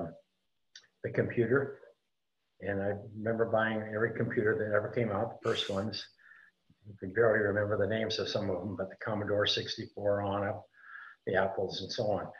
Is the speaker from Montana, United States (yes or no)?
yes; Montana, United States; moved away; also born or lived in California / Tucson, Arizona / Sedona, Arizona; I grew up in Montana and in kind of a rural area